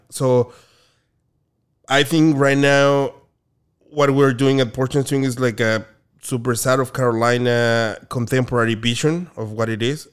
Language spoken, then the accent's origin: English; Mexico City, Mexico; moved away as an adult; also born or lived in Oaxaca; now in Orange County, United States; I'm from Mexico City.